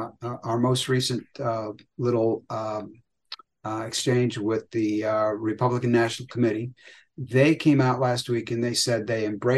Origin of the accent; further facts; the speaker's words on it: Virginia, United States; my home state of Virginia. We fought Medicaid expansion here in Virginia